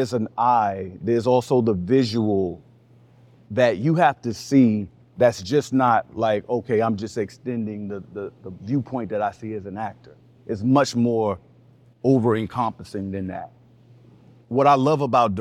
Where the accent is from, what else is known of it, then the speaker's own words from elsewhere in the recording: New York City, New York, United States; I'm from Harlem